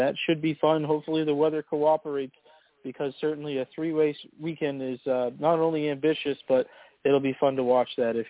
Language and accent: English; Maine, United States; regarding a main racer, that's my home state